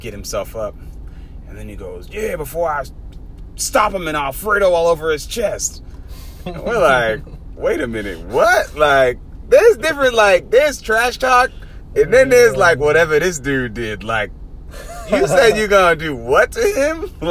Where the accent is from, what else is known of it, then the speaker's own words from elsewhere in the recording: Boston, Massachusetts, United States; I'm from Dorchester